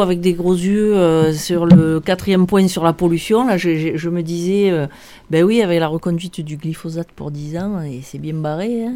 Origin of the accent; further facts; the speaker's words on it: Provence-Alpes-Côte d'Azur, France; now in Gard, France; je suis originaire de Provence et j'habite dans le Gard